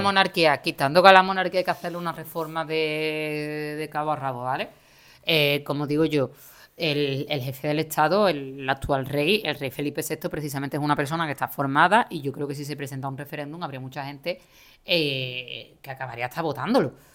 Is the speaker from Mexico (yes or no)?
no; Seville, Andalusia, Spain; accent: Andalusian; also born or lived in Málaga; yo actualmente trabajo en Málaga, yo soy de Sevilla